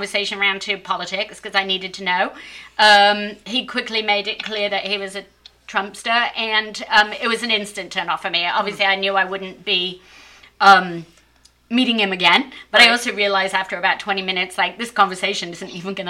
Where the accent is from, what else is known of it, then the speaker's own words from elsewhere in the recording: United Kingdom; now in United States; I'm British